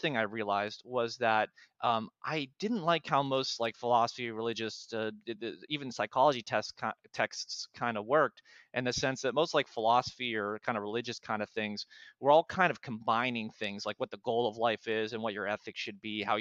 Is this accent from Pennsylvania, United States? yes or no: yes; Pittsburgh, Pennsylvania, United States; I'm from Pittsburgh originally